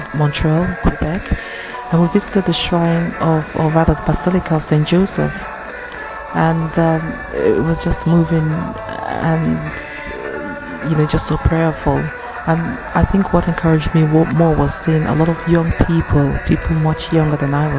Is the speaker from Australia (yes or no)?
no; Nigeria; I'm from Nigeria